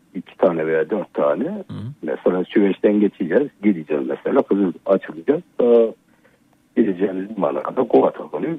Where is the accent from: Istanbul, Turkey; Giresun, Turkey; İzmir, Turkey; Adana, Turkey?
Giresun, Turkey; Görele; ben Karadenizliyim Giresun Göreleliyim ben. Giresun Göreli'de e, doğdum.